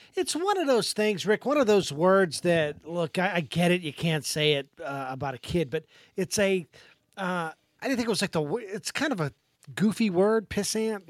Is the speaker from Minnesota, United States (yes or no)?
yes; Minnesota, United States; now in Saint Petersburg, United States; my own state of Minnesota